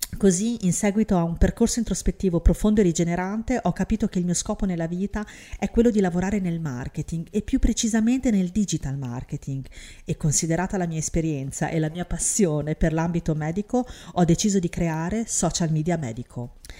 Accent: Syria; now in Italy; in Siria, mio paese natale

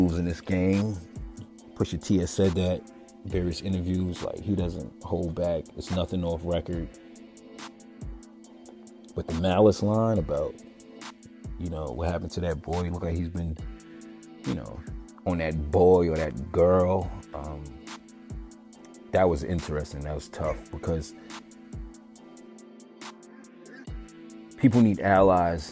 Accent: New York City, New York, United States; moved away; I'm coming from New York, Staten Island, where I was from

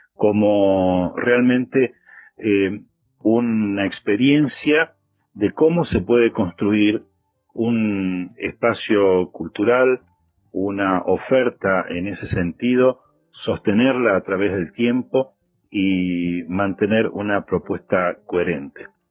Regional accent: Villa Carlos Paz, Córdoba, Argentina; desde Villa Carlos Paz, donde yo nací

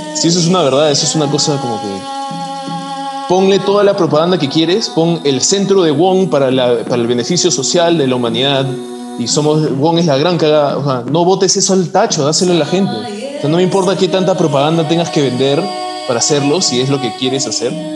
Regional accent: Peru; yo soy peruano

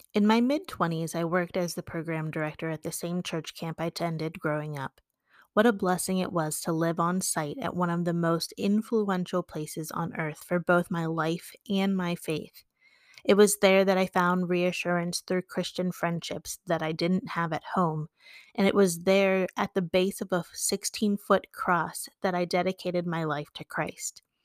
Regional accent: West Virginia, United States; my true blue and gold West Virginia side comes out

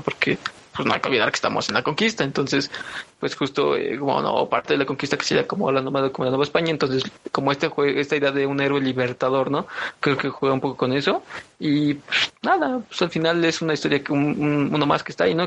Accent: Mexico

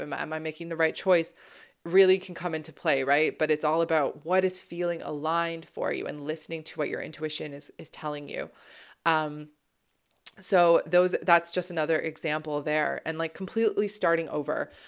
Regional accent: Toronto, Ontario, Canada; moved away as an adult; also born or lived in Ottawa / British Columbia / London, England; I'm from Toronto

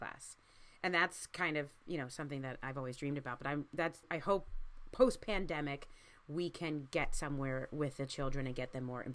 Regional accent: Baltimore, Maryland, United States; moved away; I grew up in Baltimore

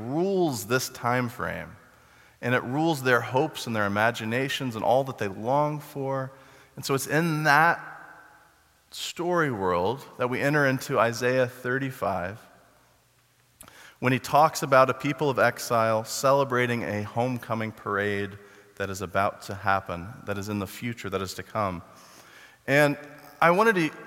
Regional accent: Texas, United States; I grew up in Texas

